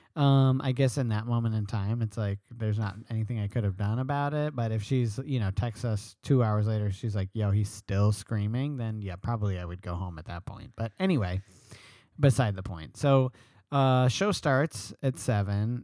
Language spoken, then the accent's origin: English; New York, United States; I'm a New Yorker